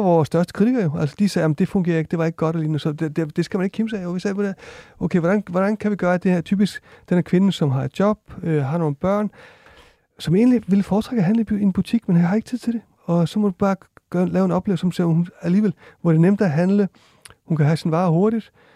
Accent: Iceland; moved away; jeg kommer fra Island også

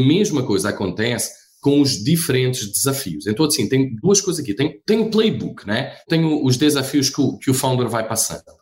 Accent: Portugal; moved away as an adult; also born or lived in Rio de Janeiro, Brazil; now in Brazil; Eu sou português, né? Eu acho que todos iriam entender rapidinho isso. Eu estou há 15 anos no Brasil

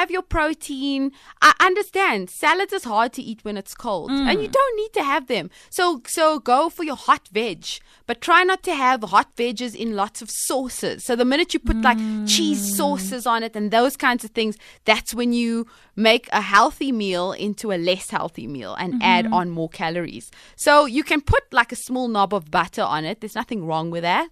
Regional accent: Cape Town, Western Cape, South Africa; I'm from Cape Town, Cape Malay girls, Cape Malay families

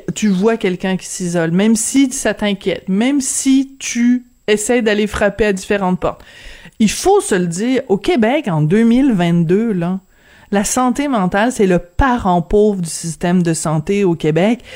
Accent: France; accent: French (from France); moved away; avec mon petit accent français

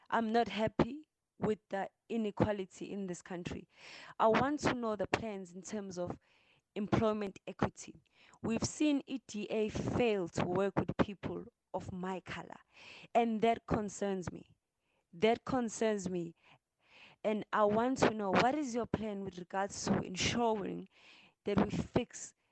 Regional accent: Pietermaritzburg, KwaZulu-Natal, South Africa; I was born and bred in Umsunduzi. I too am a young South African like you

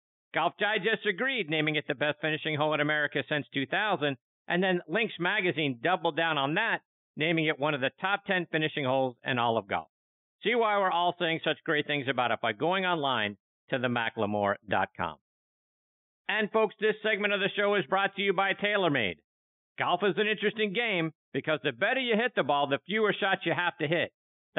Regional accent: Pittsburgh, Pennsylvania, United States; The Field Club, as it's known in my hometown of Pittsburgh, is located not far from downtown.

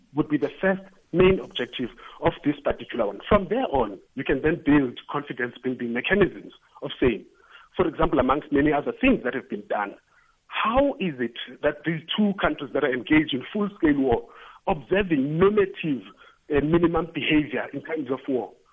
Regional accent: South Africa; being a South African

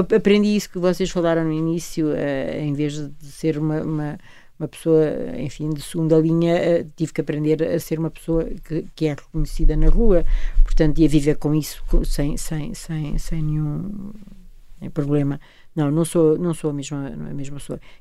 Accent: Portugal; sinto-me orgulhosa como portuguesa

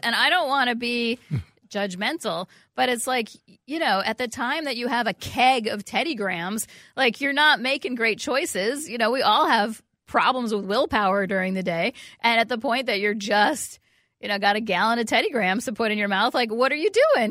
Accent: New York City, New York, United States; moved away; I grew up in New York City

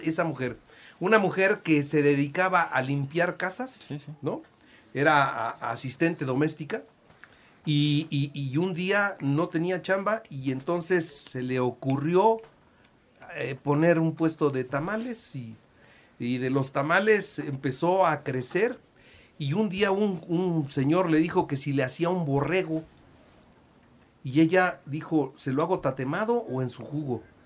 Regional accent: Puebla, Mexico; yo soy de Puebla

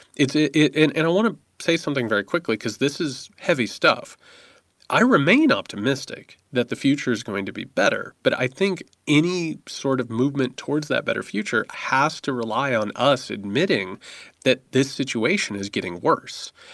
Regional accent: United States

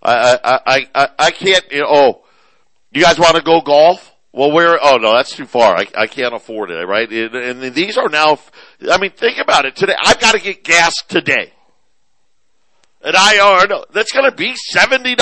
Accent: Syracuse, New York, United States; moved away; also born or lived in Phoenix; I grew up in Syracuse, as all of you know, still a big Syracuse fan. My mom and my youngest brother still live there.

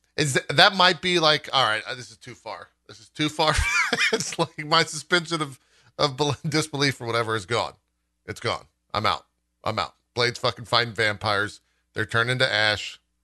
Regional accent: San Antonio, Texas, United States; I grew up in San Antonio

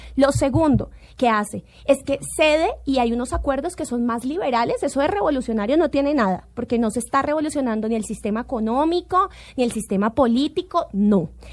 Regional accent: Colombia; como colombiana

